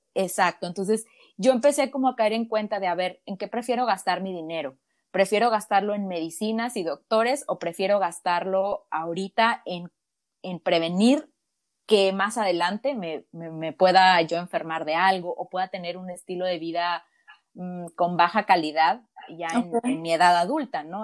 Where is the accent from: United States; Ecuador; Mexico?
Mexico; moved away as an adult; now in Kelowna, Canada; Sí, soy mexicana, soy mexicana, apenas estoy cumpliendo un año viviendo por acá en Canadá, en British Columbia, en una, en una hermosa ciudad que se llama Kelowna